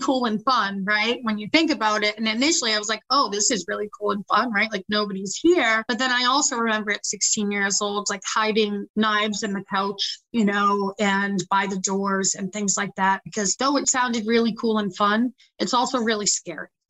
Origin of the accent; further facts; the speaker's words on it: South Shore area, Massachusetts, United States; now in Worcester, United States; So I didn't actually grow up in Worcester. I'm from the South Shore area. And growing up, my mother was really sick